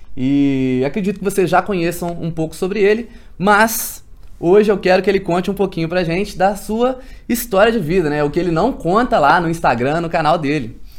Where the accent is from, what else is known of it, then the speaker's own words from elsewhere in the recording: Minas Gerais, Brazil; also born or lived in Juiz de Fora; eu sou lá de Minas, moro em Juiz de Fora